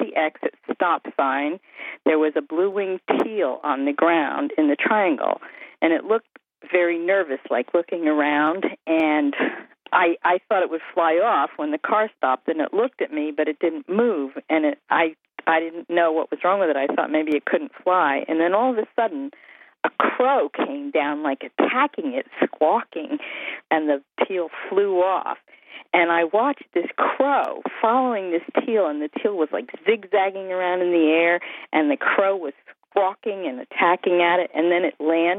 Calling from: Bethlehem, New Hampshire, United States; I am calling from Bethlehem, New Hampshire.

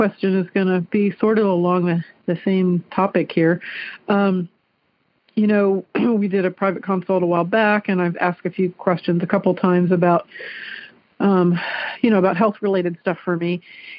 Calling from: Clarksville, Ohio, United States; I am calling from Clarksville, Ohio.

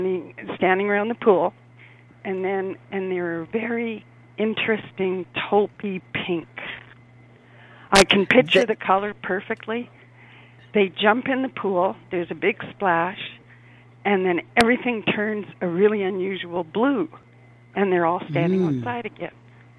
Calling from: Winnipeg, Manitoba, Canada; Hi, I'm calling from up in Winnipeg, Canada.

